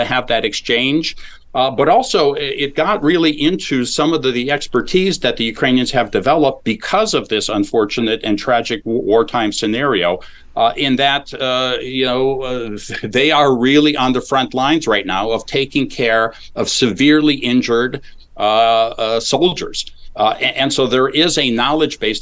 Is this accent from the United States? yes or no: yes; Chicago, Illinois, United States; moved away; Chicago, where I grew up